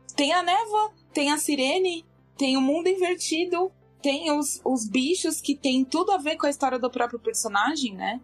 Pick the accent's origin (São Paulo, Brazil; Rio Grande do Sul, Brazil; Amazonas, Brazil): São Paulo, Brazil; Eu sou de São Paulo